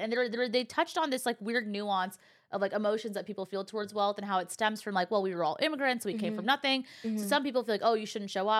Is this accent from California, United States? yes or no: yes; Bay Area, California, United States; I came from the Bay Area, okay?